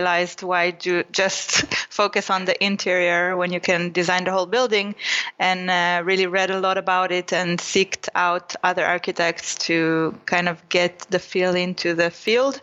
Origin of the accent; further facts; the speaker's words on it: Israel; moved away; it was in Israel, near my hometown.